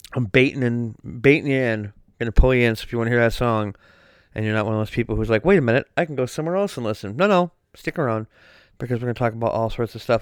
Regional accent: Wisconsin, United States; I'm from Wisconsin

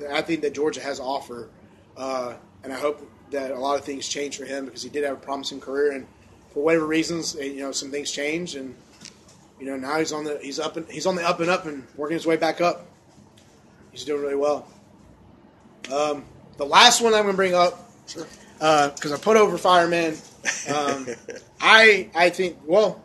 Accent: United Kingdom; I'm British

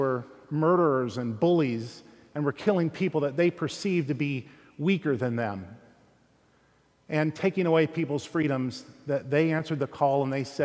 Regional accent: Fairfield, United States; growing up in Fairfield

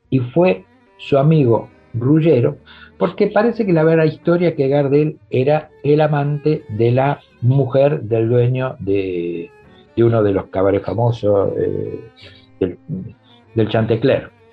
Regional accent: Avellaneda, Buenos Aires Province, Argentina; para nosotros no somos porteños, somos de Avellaneda

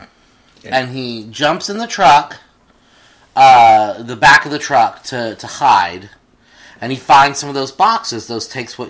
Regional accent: Texas, United States; moved away as an adult; now in Missouri, United States; I grew up in Texas, and I have lived in Missouri for 20 years

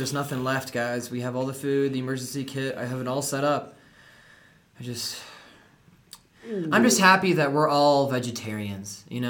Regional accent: Colorado, United States; We're like, oh yeah, Colorado.

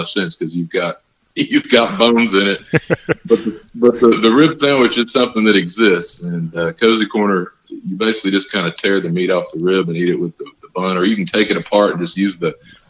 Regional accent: Texas, United States; also born or lived in Memphis / Mississippi; I'm born and raised in Texas, and I've lived in Memphis and lived in Mississippi for a period of time

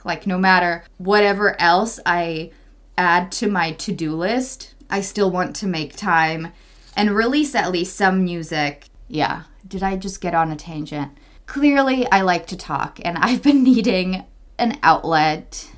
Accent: Czechia; moved away; my home country, Czech Republic

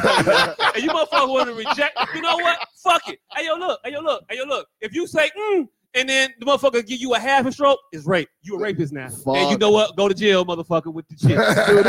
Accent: Chicago, Illinois, United States; I am from Marquette Park area

